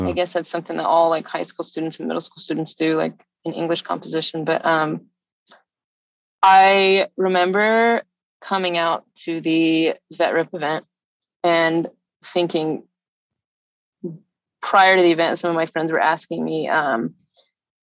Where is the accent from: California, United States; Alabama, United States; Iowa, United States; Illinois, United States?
Alabama, United States; I grew up in Alabama